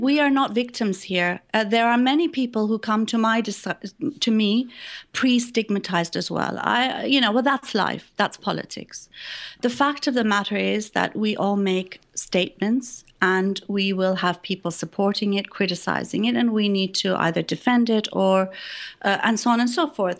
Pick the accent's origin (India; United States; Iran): Iran; moved away; I was born in Iran